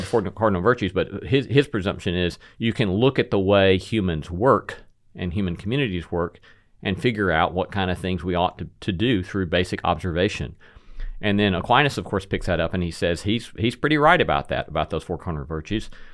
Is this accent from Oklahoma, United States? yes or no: no; Alabama, United States; moved away as an adult; also born or lived in Notre Dame, Indiana; now in Nashville, United States; I was raised in Alabama